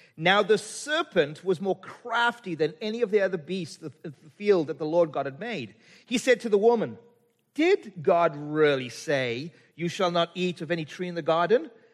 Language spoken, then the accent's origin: English; South Africa; moved away; I'm from Africa